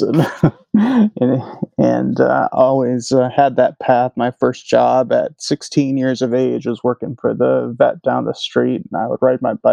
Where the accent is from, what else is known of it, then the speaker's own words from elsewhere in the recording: Illinois, United States; moved away as an adult; also born or lived in Prince Edward Island / Houston, Texas / Virginia; now in New Jersey, United States; I'm originally from Illinois and did vet school there